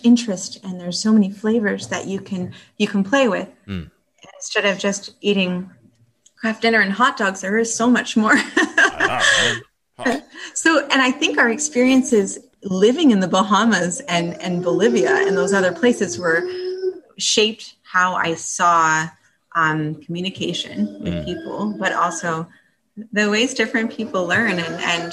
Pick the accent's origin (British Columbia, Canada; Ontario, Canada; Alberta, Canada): British Columbia, Canada; Northern; now in Thunder Bay, Canada; when I grew up in British Columbia in Northern BC and went to cooking school there.